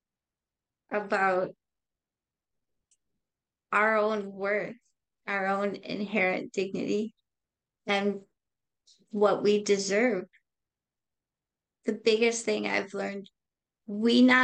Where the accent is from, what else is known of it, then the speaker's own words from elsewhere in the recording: Racine, Wisconsin, United States; I grew up in Racine, Wisconsin